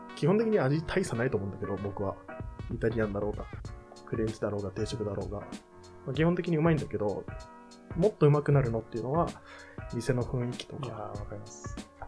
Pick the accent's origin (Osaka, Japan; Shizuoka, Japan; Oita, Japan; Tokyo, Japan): Tokyo, Japan; Hachioji; 地元八王子